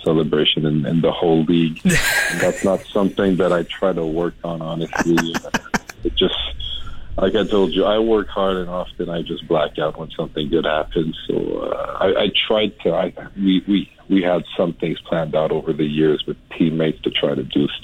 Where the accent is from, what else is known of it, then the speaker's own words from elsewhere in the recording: Montreal, Quebec, Canada; accent: a little bit of a French accent; I have a little bit of a French accent back to it, but I grew up in Montreal in a mainly English Italian neighborhood.